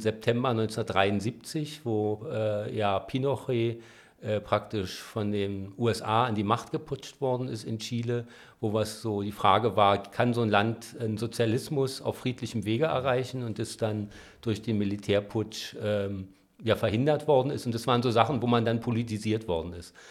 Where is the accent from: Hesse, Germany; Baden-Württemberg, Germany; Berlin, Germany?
Berlin, Germany; Ich bin in Spandau aufgewachsen, da im Waldkrankenhaus geboren